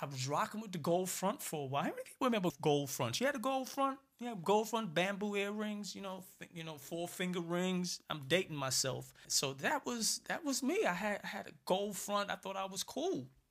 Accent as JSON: {"language": "English", "town": "New York City", "region": "New York", "country": "United States", "tie": "born or raised there", "also_born_or_lived": "Barbados", "said": "I grew up in Brooklyn, for those of you who don't know. Born in Barbados, came to Brooklyn when I was, like, three years"}